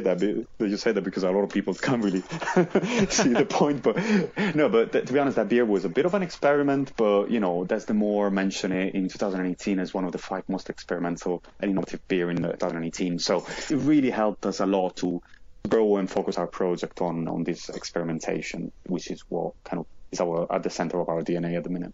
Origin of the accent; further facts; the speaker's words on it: Modena, Emilia-Romagna, Italy; moved away as an adult; now in London, United Kingdom; I'm from Modena, which is basically just half an hour from Bologna